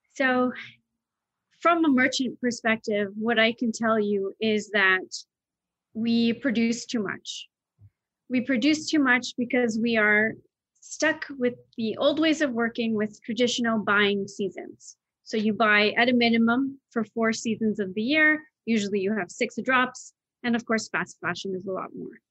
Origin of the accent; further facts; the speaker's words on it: United Kingdom; moved away; I grew up in Britain.